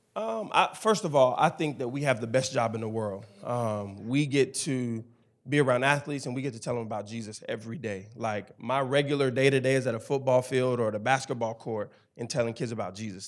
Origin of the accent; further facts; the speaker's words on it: Memphis, Tennessee, United States; now in Knoxville, United States; I'm originally from Memphis, Tennessee, the inner city of Memphis, Tennessee.